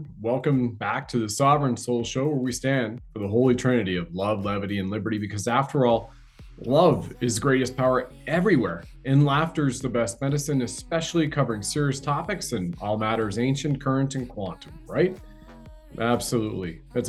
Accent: Canada

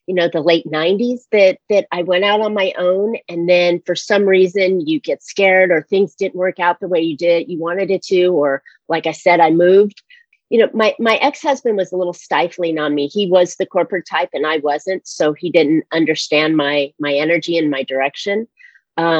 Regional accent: San Francisco, California, United States; moved away as an adult; also born or lived in Seattle / North Carolina; now in California, United States; I was born in San Francisco

